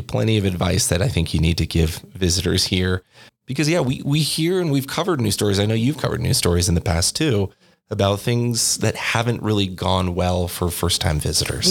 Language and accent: English; Oregon, United States; moved away as an adult; now in Albuquerque, United States; I am from Oregon